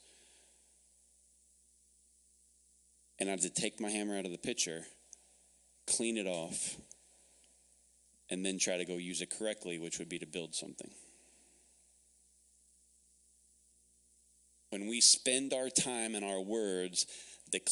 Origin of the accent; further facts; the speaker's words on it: the South, United States; now in Phoenix, United States; I'm from the South